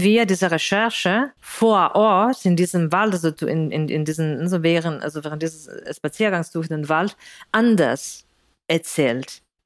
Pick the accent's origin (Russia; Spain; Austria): Spain; German is a second language; moved away as an adult; also born or lived in Greece; now in Berlin, Germany; ich komme aus Spanien